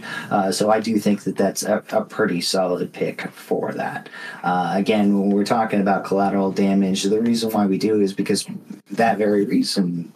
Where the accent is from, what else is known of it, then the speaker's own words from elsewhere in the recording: United States; I'm an American